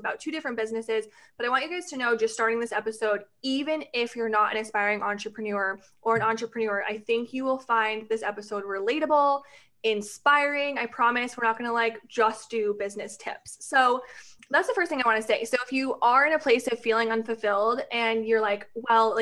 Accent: Connecticut, United States; now in Florida, United States; I'm actually from Connecticut and now I live in Florida

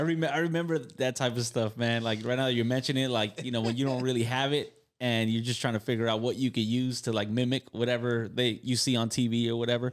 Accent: Carson, California, United States; I'm from Carson

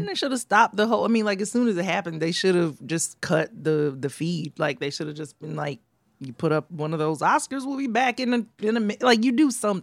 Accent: the South, United States; now in New York, United States; I'm from the South

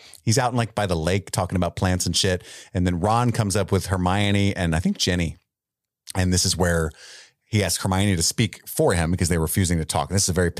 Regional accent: England, United Kingdom; I'm English. I love tea.

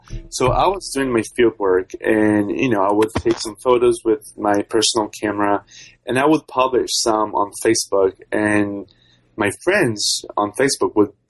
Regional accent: Vitória, Espírito Santo, Brazil; I'm from Brazil. Mm-hmm. I'm from a city called Victoria. It's this state capital of Espírito Santo.

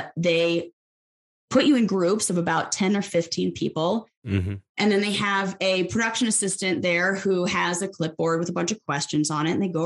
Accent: Los Angeles, California, United States; also born or lived in San Francisco; I was born and raised in Los Angeles and grew up there, not San Francisco.

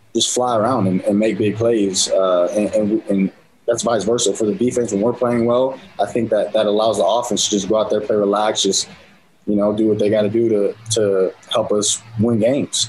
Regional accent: San Diego, California, United States; born or raised there; now in Utah, United States

